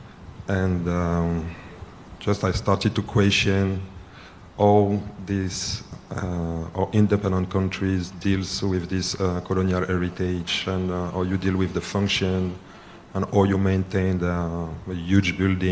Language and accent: English; Lille, Hauts-de-France, France; I was born in France from an Ivorian father, and my mother is French and Polish, so I'm kind of uprooted